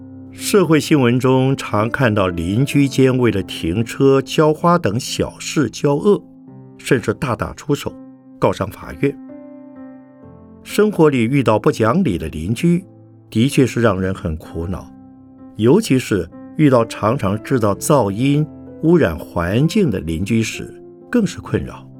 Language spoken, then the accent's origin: Chinese; Taiwan; 就台湾来讲，虽然我们台湾人看来似乎人人都有宗教信仰，常常到庙里拜拜，但是许多人只有拜的动作。